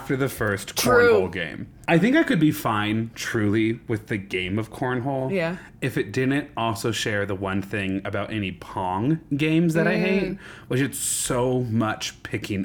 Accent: Nebraska, United States; now in Denver, United States; I grew up in Nebraska

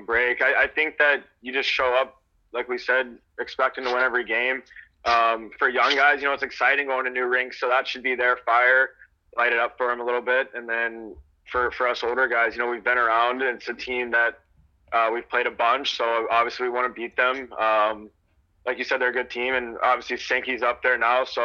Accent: Georgia, United States; I grew up in Georgia

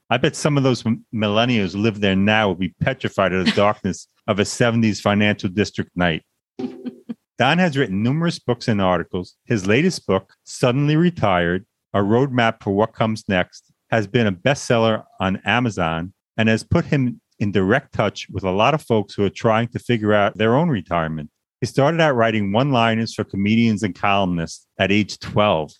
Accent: Long Island, New York, United States; Born and raised in Long Island, New York, a place I always wanted to leave

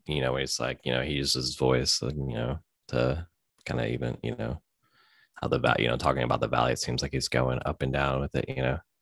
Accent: Memphis, Tennessee, United States; we're from Memphis.

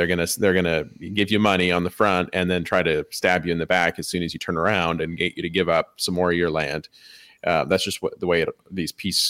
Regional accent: United States; as a American Christian

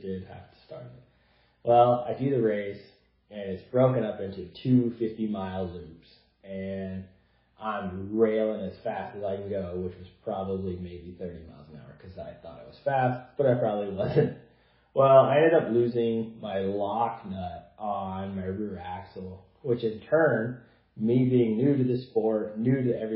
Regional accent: Idaho, United States; here in my home state of Idaho.

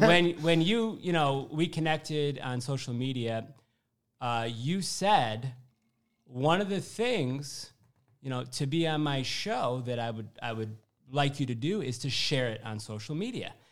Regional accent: Syracuse, New York, United States; moved away as an adult; also born or lived in Louisville, Kentucky / Manhattan, New York; I'm from Syracuse, New York, uh, originally

